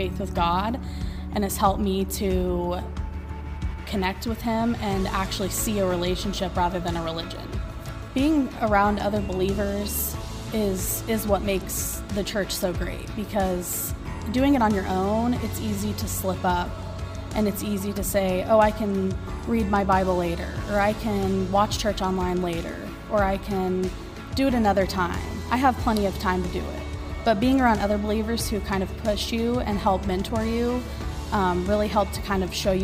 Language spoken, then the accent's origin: English; Hutchinson, Kansas, United States; I grew up here in Hutchinson.